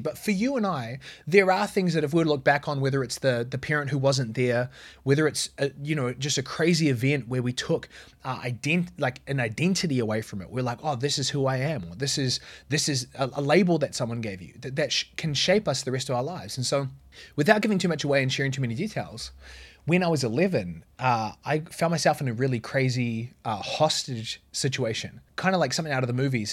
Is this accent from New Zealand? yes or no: yes; New Zealand; moved away; where I grew up in New Zealand.